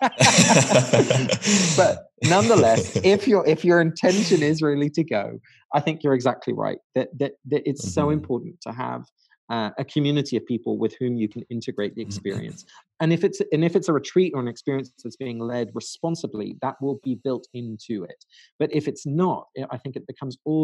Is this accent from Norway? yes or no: no; England, United Kingdom; now in United States; my parents are Dutch. I was born and raised in England. So I always had that kind of split of two homelands. And then now I live in America.